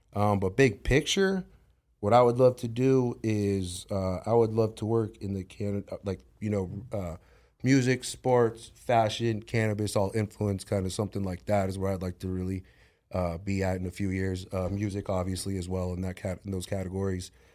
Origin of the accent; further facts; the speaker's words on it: San Diego, California, United States; growing up in San Diego, even being 10, 15 minutes from the Tijuana border